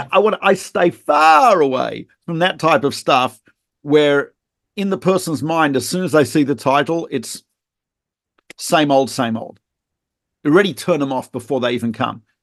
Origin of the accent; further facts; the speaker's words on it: Australia; moved away; I'm not from South Africa. I'm from Australia